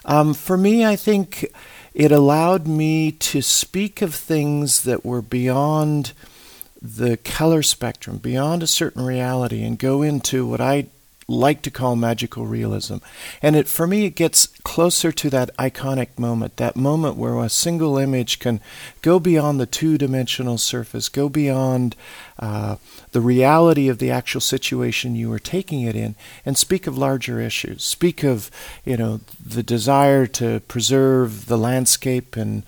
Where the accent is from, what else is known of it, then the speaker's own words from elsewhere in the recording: South Africa; also born or lived in Australia / Europe; I grew up in South Africa, in Australia, in Europe. My father worked for an oil company. We ended up living in many different parts of the world.